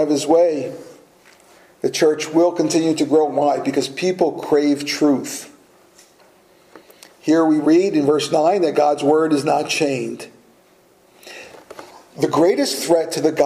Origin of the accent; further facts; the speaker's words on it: United States; we as American Christians